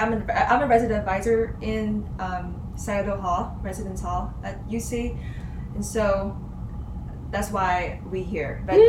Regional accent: Hanoi, Vietnam; moved away as an adult; also born or lived in Wisconsin, United States; now in Cincinnati, United States; I was originally from Vietnam. That's where I'm from. I'm from a little town. Well, very little, but it's the capital, it's Hanoi, my dear hometown.

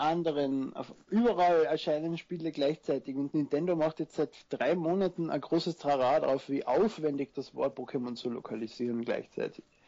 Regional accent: Austria; Ich bin Österreicher, wie man vielleicht hört. Also falls, falls ich in den Dialekt zurückfalle

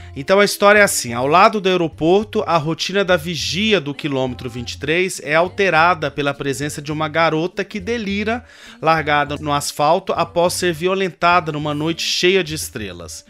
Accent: Goiás, Brazil; now in São Paulo, Brazil; sou goiano

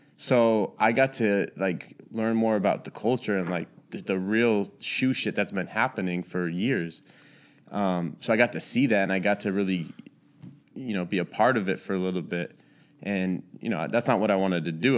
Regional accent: Santa Rosa, California, United States; moved away as an adult; also born or lived in Orange County, California / Charlotte, North Carolina; now in Los Angeles, United States; I was born in Orange County, but I just say that 'cause I was born there, but I was raised up in the Bay Area.

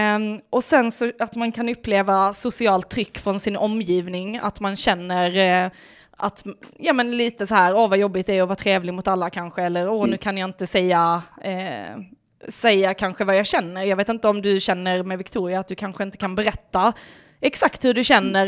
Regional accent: Lund, Skåne, Sweden; accent: Lund dialect; also born or lived in Malmö; Jag är ju från Malmö ursprungligen men sen flyttade vi till Lund och då kom ju du... Lundadialekten in direkt

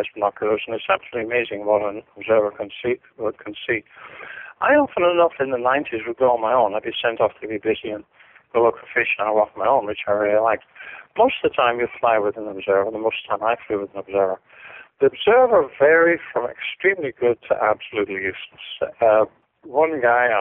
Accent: Ireland; being Irish

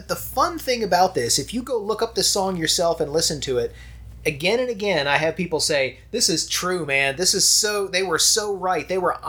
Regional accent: United States; I'm an American

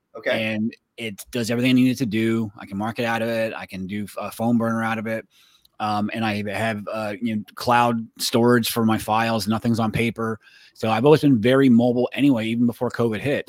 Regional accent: Florida, United States; moved away as an adult; also born or lived in Pennsylvania; I grew up in Florida.

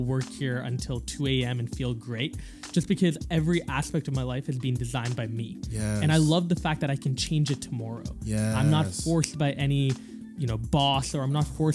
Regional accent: Calgary, Alberta, Canada; also born or lived in Singapore; when I moved from Singapore to Calgary, which was a terrible transition, by the way, 9 years old, I came to Calgary.

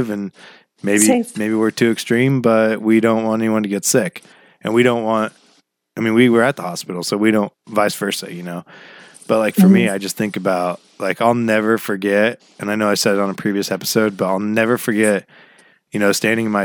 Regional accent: Glendale, Oregon, United States; when we grew up in Glendale

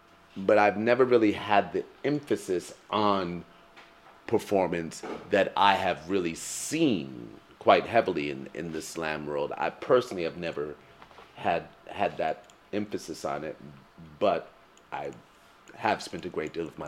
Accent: United States; But I grew up in America, where things are often segregated into the idea of black and white

